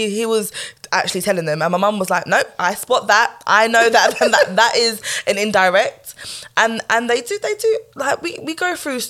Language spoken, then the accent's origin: English; Jamaica; Like, and I'm like, I'm Jamaican, bruv.